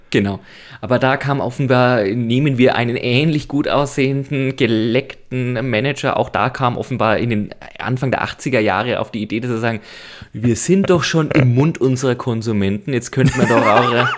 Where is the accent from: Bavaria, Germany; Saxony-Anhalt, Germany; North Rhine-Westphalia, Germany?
Bavaria, Germany; near Nuremberg; ich komme aus der Nähe von Nürnberg